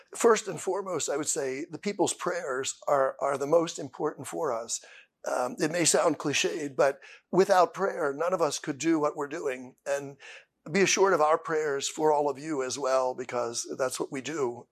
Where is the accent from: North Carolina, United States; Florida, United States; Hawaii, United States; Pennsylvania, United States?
Pennsylvania, United States; Columbia; I am from Holy Trinity Parish in Columbia, Pennsylvania. I have been a lifelong parishioner. Uh, I was baptized in Holy Trinity